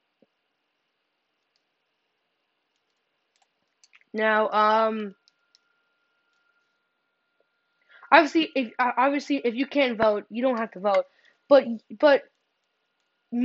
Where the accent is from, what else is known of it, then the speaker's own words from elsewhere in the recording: Illinois, United States; I'm from Illinois